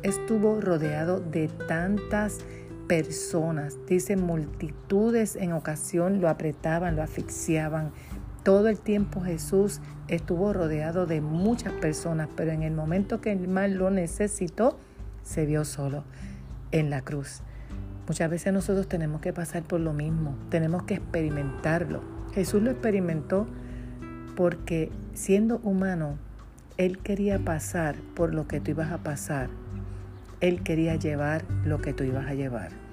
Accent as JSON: {"language": "Spanish", "country": "Puerto Rico", "said": "de Puerto Rico"}